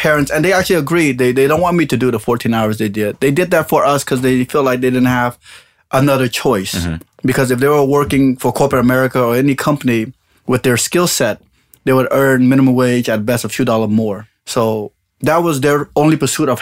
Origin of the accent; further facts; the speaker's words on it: Long Beach, California, United States; being Cambodian, being raised in Long Beach